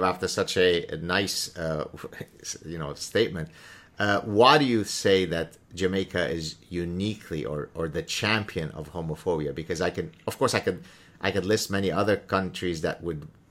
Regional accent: Lebanon; first language Arabic; English is a second language; moved away; my reality growing up in Lebanon

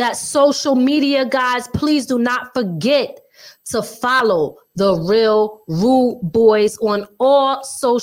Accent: Philadelphia, Pennsylvania, United States; now in Upstate New York, United States; I'm originally from Philly

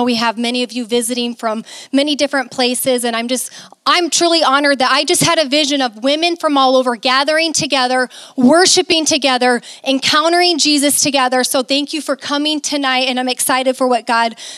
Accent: Mason City, Iowa, United States; moved away as an adult; also born or lived in Arizona / Florida; I never thought I'd be back to my hometown

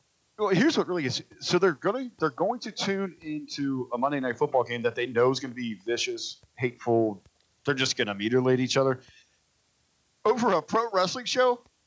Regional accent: Cincinnati, Ohio, United States; my hometown of Cincinnati, Ohio.

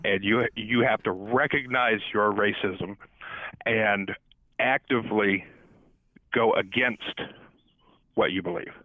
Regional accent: Southern California, United States; now in East Coast, United States; I grew up in Southern California

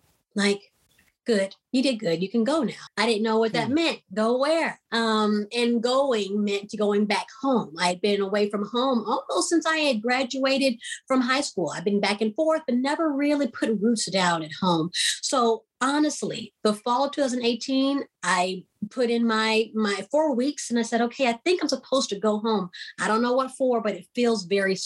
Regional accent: Houston, Texas, United States; also born or lived in East Coast; I'm from Houston

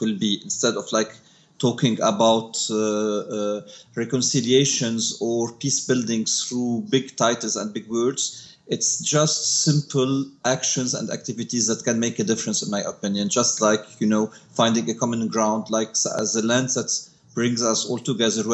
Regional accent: Lebanon; I grew up in a small village called Shiite, which is like 20 kilometers out of Beirut

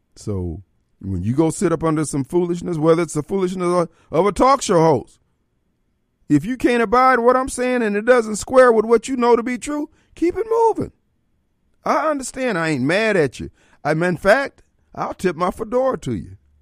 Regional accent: Decatur, Illinois, United States; also born or lived in Joliet, Illinois; my hometown, Decatur, Illinois, and then where I went to high school in Joliet

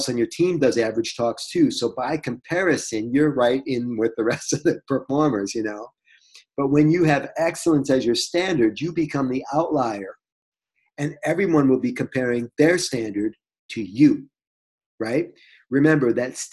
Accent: Detroit, Michigan, United States; I'm from Detroit.

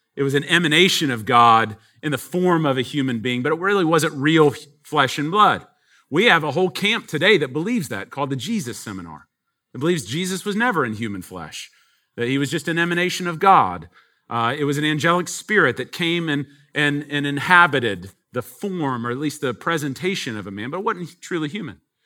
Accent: Texas, United States; we're from Texas. Um, we're out of town here, first time

